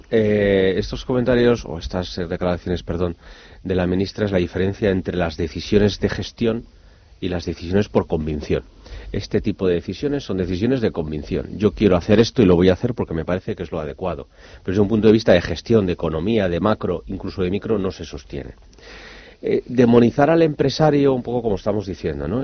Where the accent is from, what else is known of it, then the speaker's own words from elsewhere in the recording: Avilés, Asturias, Spain; como buen avilesino asturiano